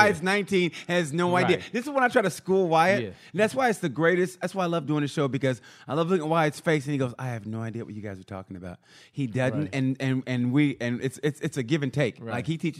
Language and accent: English; Oklahoma, United States; And where I grew up in Oklahoma, it was boy skate, girl skate.